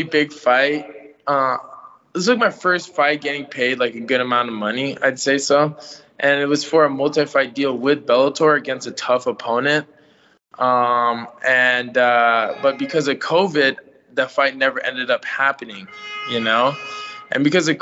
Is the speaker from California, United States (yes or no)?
yes; San Francisco Bay Area, California, United States; also born or lived in Philippines / San Rafael / Vallejo / Richmond; I was born there, but I came here when I was like six. So I hardly remember what happens over there. I only know what, this is like my culture. I pretty much grew up here